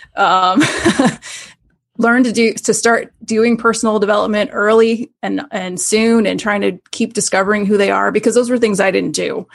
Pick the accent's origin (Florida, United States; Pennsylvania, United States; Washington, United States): Florida, United States; Tampa; moved away as an adult; now in Syracuse, United States; I grew up in Tampa, Florida area